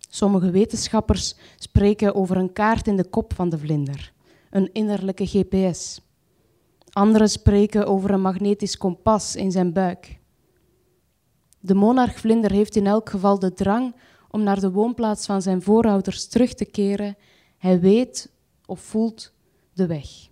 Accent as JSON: {"language": "Dutch", "town": "Antwerp", "region": "Flanders", "country": "Belgium", "tie": "born or raised there", "said": "ik ga naar de wijk waar ik geboren ben. Dat is een sociale woonwijk, Luchtbal, naast eh, Antwerpen"}